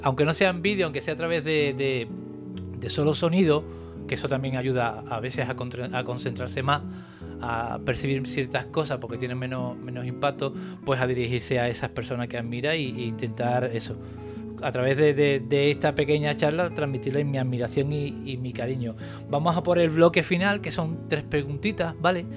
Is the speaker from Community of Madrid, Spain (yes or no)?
no; Cádiz, Andalusia, Spain; yo soy de Cádiz